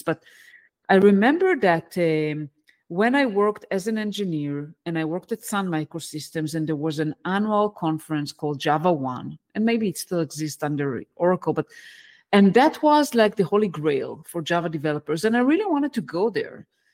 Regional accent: Israel; English is a second language; moved away as an adult; also born or lived in United States; I, uh, was born and raised in Israel, and where, that's where I live today

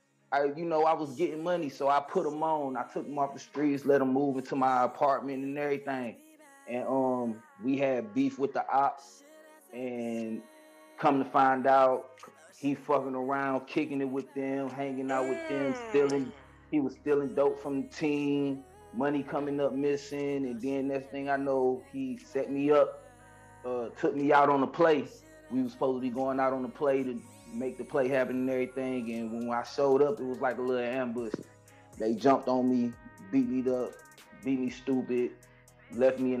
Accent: Detroit, Michigan, United States; moved away as an adult; I'm from Detroit, West Side 313, born and raised. I ain't leave that bitch till I was 21.

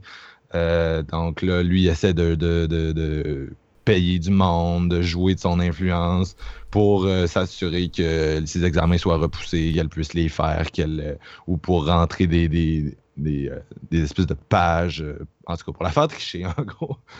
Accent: Quebec, Canada; je viens de Québec

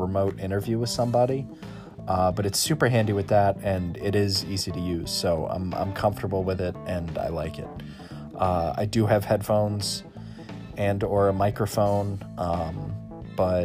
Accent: Scituate, Massachusetts, United States; I'm from Scituate, and I'm a media arts major at Massasoit.

